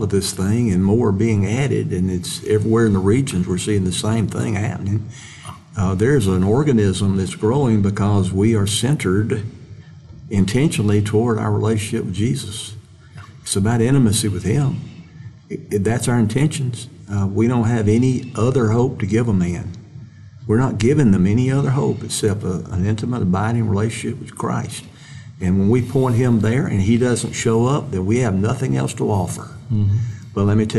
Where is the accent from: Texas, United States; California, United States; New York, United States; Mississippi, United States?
Mississippi, United States; I'm a kid from Mississippi, and I always think of myself that way